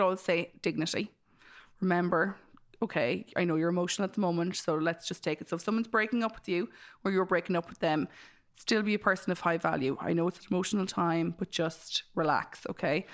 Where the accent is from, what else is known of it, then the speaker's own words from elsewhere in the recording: Ireland; as Irish people, we